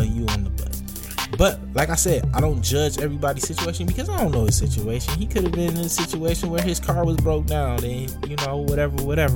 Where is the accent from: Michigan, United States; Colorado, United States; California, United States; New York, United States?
Michigan, United States; Detroit; my growing up in Detroit